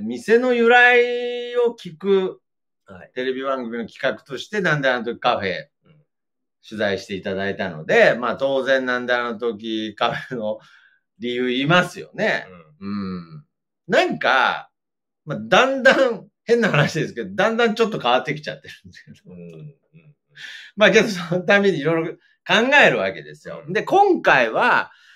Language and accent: Japanese; Aichi, Japan; 地元ではまあ、有名というか大きいラジオですね。CBC ラジオの番組で